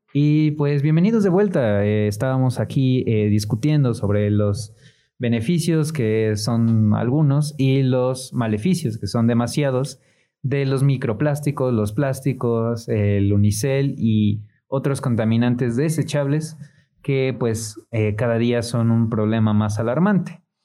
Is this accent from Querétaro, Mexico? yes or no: no; Mexico City, Mexico; now in Puebla, Mexico; yo soy de Ciudad de México, cuando llegué a Puebla